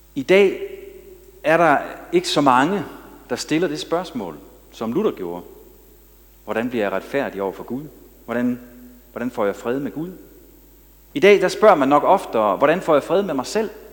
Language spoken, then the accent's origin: Danish; Denmark; som jyder